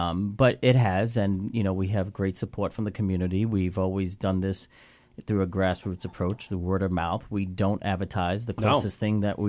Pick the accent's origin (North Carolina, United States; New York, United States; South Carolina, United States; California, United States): New York, United States; New York City; moved away as an adult; also born or lived in Williston Park, New York / Ronkonkoma, New York; now in Long Island, United States; I was born and raised in Brooklyn